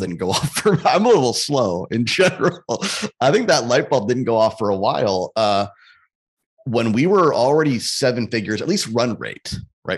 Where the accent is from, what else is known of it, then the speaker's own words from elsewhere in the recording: Canada; I'm Canadian, too